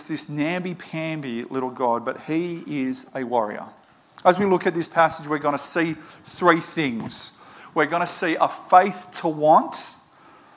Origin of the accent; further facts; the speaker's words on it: Moree, New South Wales, Australia; Where I grew up in Moree